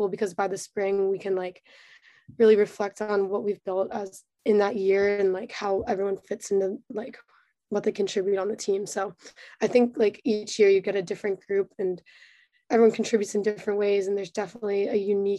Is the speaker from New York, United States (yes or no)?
no; Maryland, United States; I grew up in like a pretty intense lacrosse scene